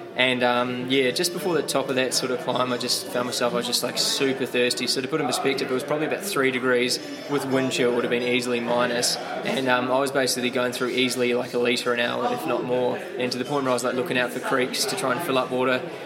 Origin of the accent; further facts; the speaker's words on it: New Zealand; as a kid growing up in New Zealand